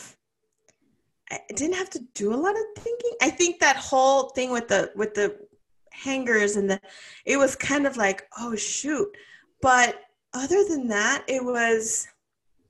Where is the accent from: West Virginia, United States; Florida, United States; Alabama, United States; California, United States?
California, United States; Los Angeles; I lived in East LA. I'm originally from East LA.